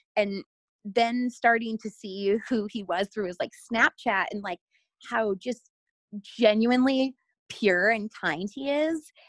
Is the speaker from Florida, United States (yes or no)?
yes; Florida, United States; also born or lived in Seattle; now in Los Angeles, United States; I'm originally from Florida and I have now lived